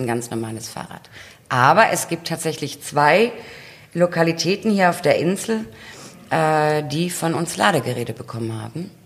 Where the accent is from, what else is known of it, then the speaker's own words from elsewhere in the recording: near Heidelberg, Baden-Württemberg, Germany; now in Westerland, Germany; Also wir kommen ja aus, äh, aus der Nähe von Heidelberg